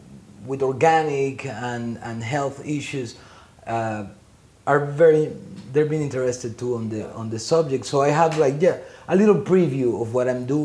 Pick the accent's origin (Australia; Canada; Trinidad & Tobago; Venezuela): Venezuela; also born or lived in France; now in Long Island City, United States; I grew up in Venezuela, uh-huh.